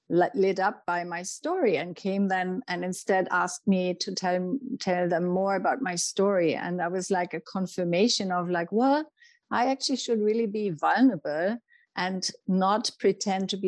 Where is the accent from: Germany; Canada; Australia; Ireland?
Germany; moved away; When I went to my first yoga classes, I remember you know, I came from Germany and, you know, the German mentality is very much about making things happen.